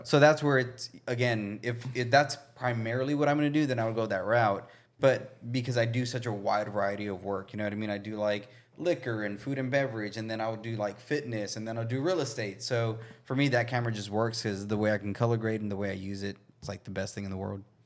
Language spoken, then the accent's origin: English; Brownsville, Texas, United States; now in Austin, United States; growing up in Brownsville